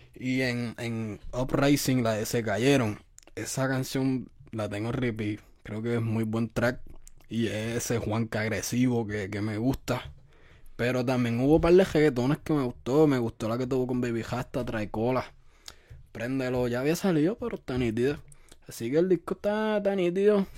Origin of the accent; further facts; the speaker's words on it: Puerto Rico; now in United States; yo soy de Puerto Rico